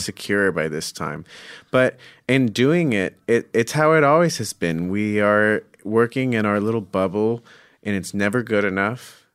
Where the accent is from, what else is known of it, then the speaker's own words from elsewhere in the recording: Scottsdale, Arizona, United States; I'm from Phoenix, Scottsdale